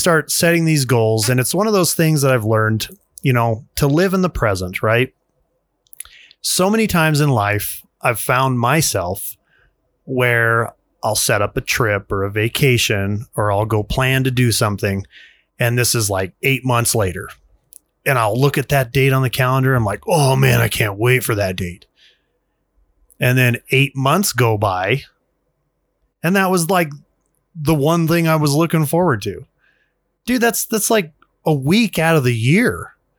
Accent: United States; as an American male, father, taxpayer, worker

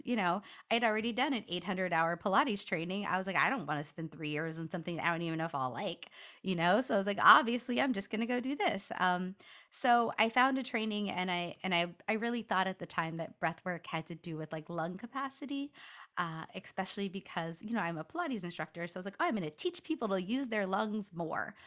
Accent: Los Angeles, California, United States; also born or lived in Washington DC; now in Washington, D.C., United States; I'm from Los Angeles

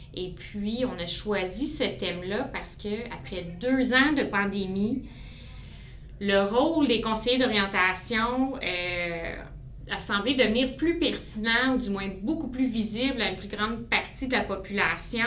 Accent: Aylmer, Quebec, Canada; je suis une fille de la région. J'ai grandi, j'ai évolué à Aylmer

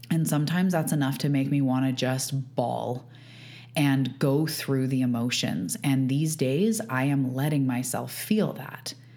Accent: Canada; I am a Canadian. I live on the west coast of Canada on Vancouver Island

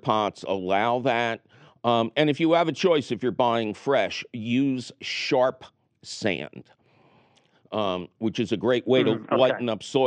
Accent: Philadelphia, Pennsylvania, United States; When I was growing up in Philadelphia

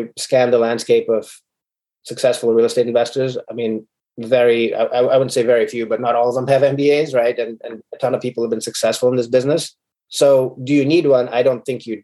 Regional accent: Sierra Leone; moved away as an adult; also born or lived in Ukraine; now in United States; So I'm an immigrant from Sierra Leone and Ukraine. My mother's Ukrainian, my dad's from Sierra Leone. When I came, my dad is a doctor in Sierra Leone, and I had assisted my dad in surgeries back in Sierra Leone

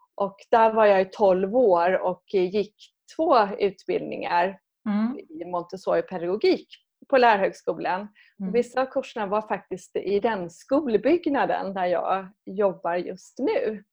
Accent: Skåne, Sweden; moved away as an adult; now in Stockholm, Sweden; jag är från Skåne

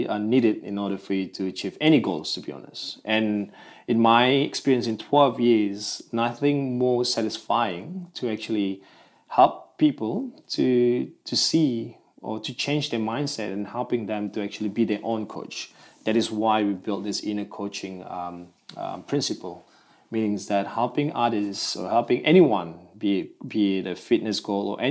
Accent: Malaysian Borneo, Malaysia; now in Melbourne, Australia; Originally, I'm from Malaysia. I'm from the Borneo side of Malaysia

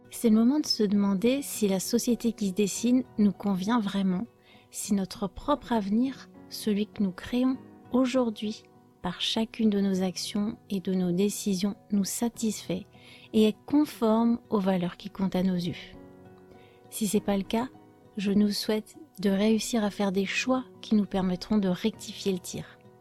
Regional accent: France; je suis française

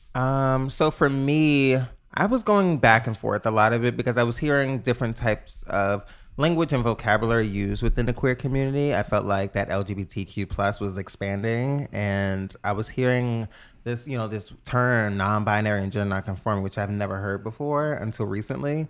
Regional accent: New York City, New York, United States; I am from the Bronx, New York

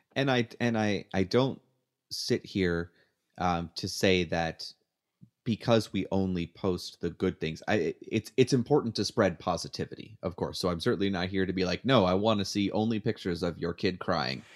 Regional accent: Canada; now in United States; I'm still Canadian on the inside

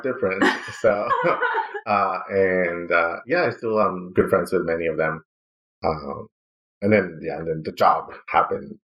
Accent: Ciudad Juárez, Chihuahua, Mexico; moved away as an adult; also born or lived in El Paso, Texas / Seattle, Washington / Arizona; from my hometown in Ciudad Juarez

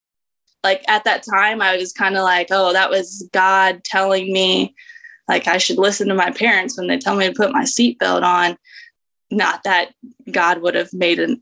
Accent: Indiana, United States; I grew up in Indiana

